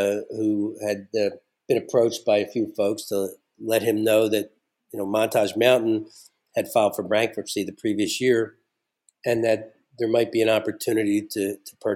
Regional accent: Philadelphia, Pennsylvania, United States; moved away as an adult; now in Scranton area, Pennsylvania, United States; I grew up in Philadelphia

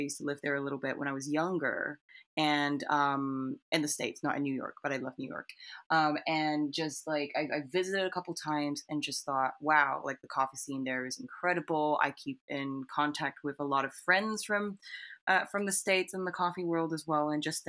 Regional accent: Singapore; born there; moved away as an adult; also born or lived in United Kingdom; So I was born in Singapore, but then I flew to the United Kingdom for university.

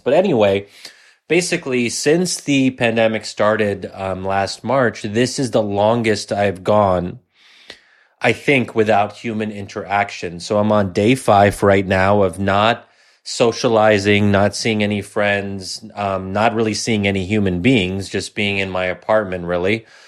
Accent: United States; as an American

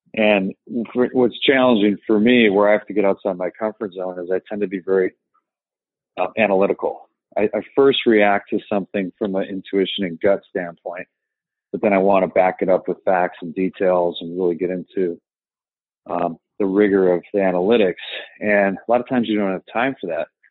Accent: Evanston, Illinois, United States; I grew up in the city of Evanston, Illinois, which is more or less Chicago.

